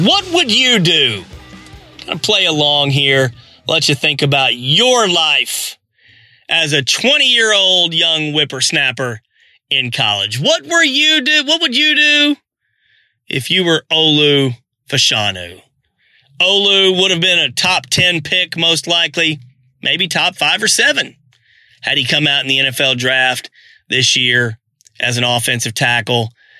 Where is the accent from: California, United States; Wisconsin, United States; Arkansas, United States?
Arkansas, United States; I'm from Arkansas.